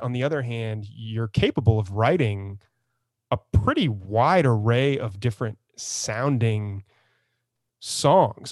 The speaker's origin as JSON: {"language": "English", "town": "San Antonio", "region": "Texas", "country": "United States", "tie": "born or raised there", "moved": "yes", "said": "I grew up in San Antonio, but I kinda fled it."}